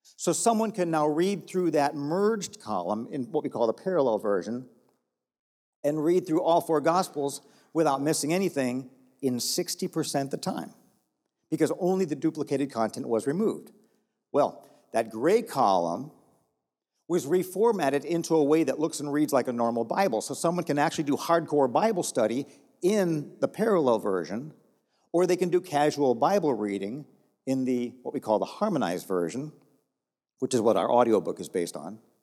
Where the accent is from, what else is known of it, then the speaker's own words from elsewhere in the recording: Texas, United States; I'm from Texas